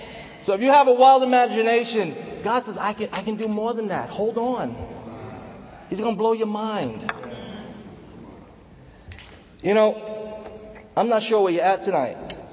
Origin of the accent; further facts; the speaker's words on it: Manhattan, New York, United States; also born or lived in Bronx; I'm from the Bronx, as you know. Well, let me just give you a brief introduction about myself. I've been a disciple for almost 30 years. July 23rd will be 30 years. I was converted in Manhattan, grew up in Manhattan.